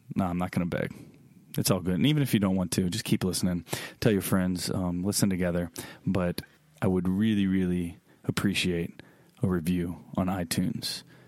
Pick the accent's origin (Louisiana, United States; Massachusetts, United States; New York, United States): Louisiana, United States; Baton Rouge; now in Vacherie, United States; Baton Rouge, my hometown